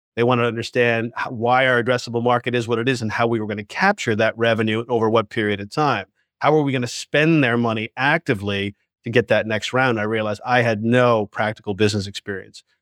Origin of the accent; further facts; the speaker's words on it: New York, United States; I grew up in Manhattan, right? And I was a subway child